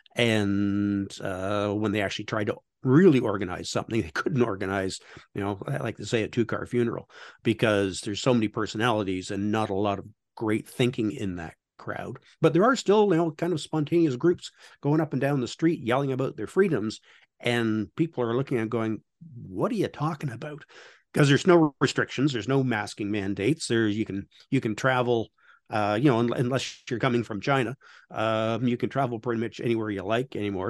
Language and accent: English; Canada; I'm Canadian